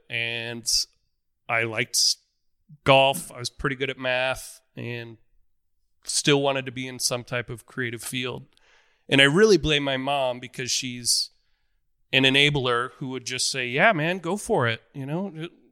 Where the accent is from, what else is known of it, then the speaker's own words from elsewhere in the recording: Omaha, Nebraska, United States; I grew up in Omaha, Nebraska